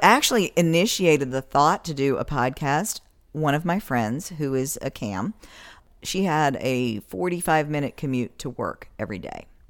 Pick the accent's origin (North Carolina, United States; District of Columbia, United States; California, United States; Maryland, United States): North Carolina, United States; west of Asheville; moved away as an adult; also born or lived in New York; now in Florida, United States; I'm originally from the mountains of North Carolina, grew up, uh, west of Asheville, and in a little tiny paper mill town